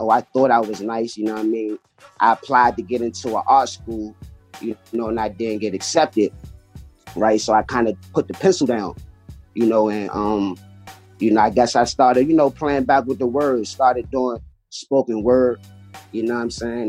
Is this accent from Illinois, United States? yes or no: no; Washington, District of Columbia, United States; I'm from D.C. I'm from Washington, D.C. You know, born and raised